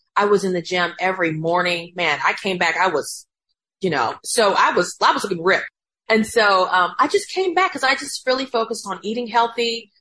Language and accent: English; Macon, Georgia, United States; moved away; we grew up in Macon